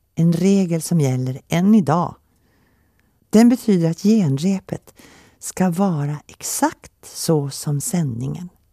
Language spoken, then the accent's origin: Swedish; Finland; moved away; also born or lived in Helsinki / Åland; Jag är född i Finland under brinnande krig 1940